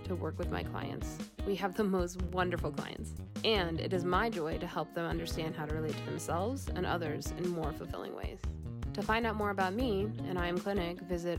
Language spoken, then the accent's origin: English; Denver, Colorado, United States; I grew up here in Denver